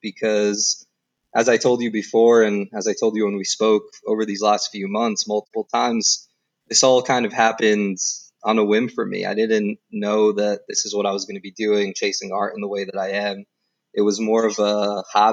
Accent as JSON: {"language": "English", "region": "New Jersey", "country": "United States", "tie": "born or raised there", "said": "I grew up in New Jersey. I lived in Jersey pretty much all my life up until I was 18"}